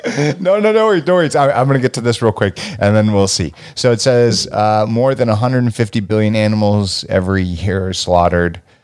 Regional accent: Los Angeles, California, United States; me growing up in California, Los Angeles

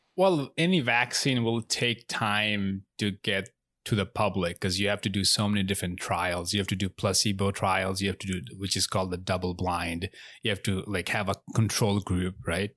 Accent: Bangladesh; now in United States; I'm not American. I'm from Bangladesh. I was born and raised in Bangladesh, so I'm not a citizen.

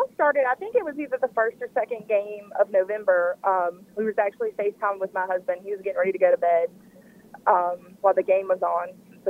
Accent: Mississippi, United States; now in Madisonville, United States; We are from Mississippi. I am currently staying in Madisonville, Louisiana with my parents while my husband's deployed.

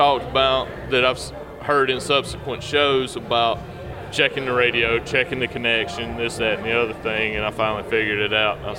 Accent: the South, United States; I'm from the South. We talk slow.

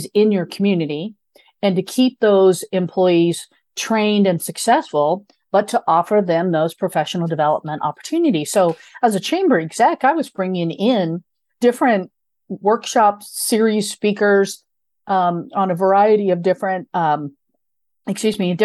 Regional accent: Midwest, United States; I grew up in a very small rural Midwestern area.

